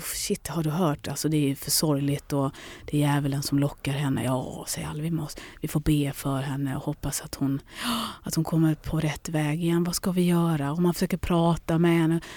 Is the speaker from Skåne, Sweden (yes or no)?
yes; Lund, Skåne, Sweden; also born or lived in London; Jag kan dra hem till lilla Lund